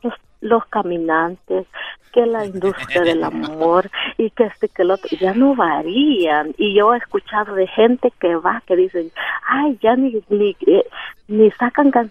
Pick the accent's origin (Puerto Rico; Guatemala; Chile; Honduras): Guatemala; now in Pasadena, United States